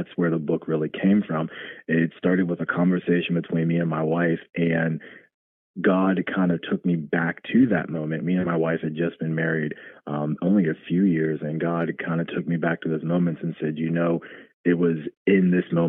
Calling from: Columbus, Ohio, United States; I'm from Columbus, Ohio.

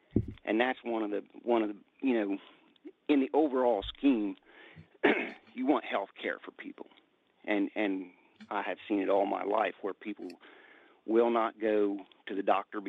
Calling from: Southern Ohio, United States; I'm calling from Southern Ohio, local 413.

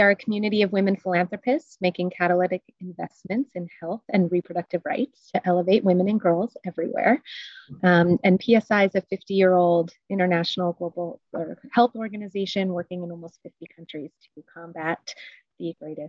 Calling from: Washington, District of Columbia, United States; calling in from Washington, D.C. in the U.S.

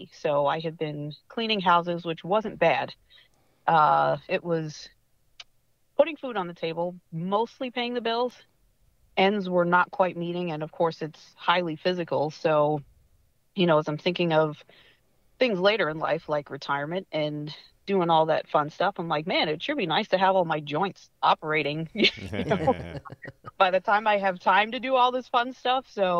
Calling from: Patuxent River, Maryland, United States; So I'm actually joining you from Southern Maryland, specifically Patuxent River. There's a naval base down here, and I work for Boeing.

